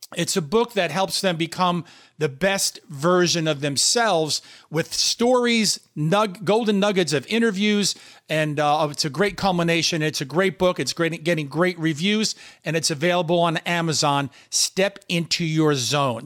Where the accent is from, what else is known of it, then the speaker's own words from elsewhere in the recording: New York City, New York, United States; I'm from New York City, as you know, and Damon and I went to the same high school, Bayside High School